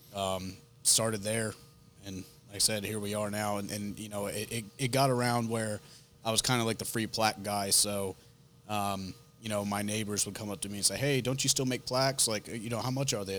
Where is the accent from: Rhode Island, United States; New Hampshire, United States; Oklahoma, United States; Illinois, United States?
Rhode Island, United States; accent: northern; moved away